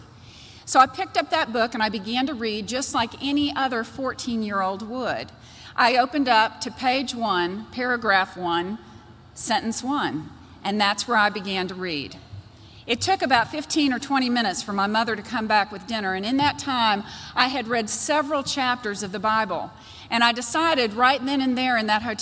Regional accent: Georgia, United States; I was raised by an incredible family here in Georgia, a wonderful mother and a wonderful father.

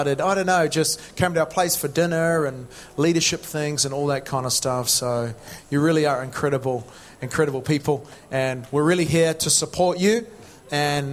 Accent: New Zealand; moved away as an adult; also born or lived in Matamata (Hobbiton), New Zealand; now in United Kingdom; I'm originally from New Zealand.

